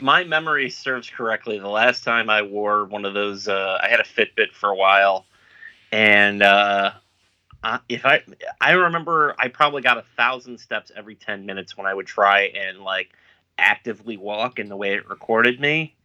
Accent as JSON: {"language": "English", "country": "United States", "said": "I'm an American"}